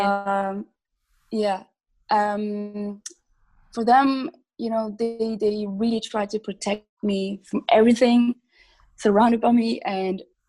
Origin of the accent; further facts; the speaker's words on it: Switzerland; I was born and raised in Switzerland